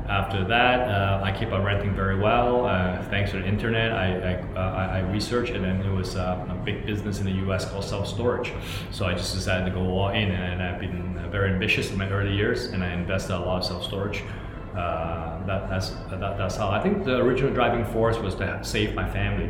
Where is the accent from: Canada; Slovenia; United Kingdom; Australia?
Canada; moved away as an adult; now in Hong Kong; I grew up in Canada. I'm originally from Hong Kong